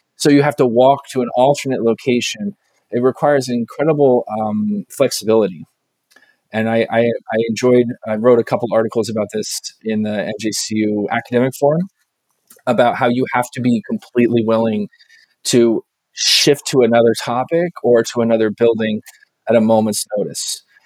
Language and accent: English; Southern California, United States; I grew up in Southern California playing soccer with a lot of Mexican students